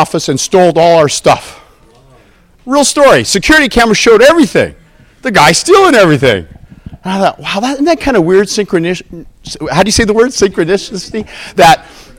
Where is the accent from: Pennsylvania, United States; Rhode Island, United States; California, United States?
California, United States; Southern; I'm from Southern California, the other state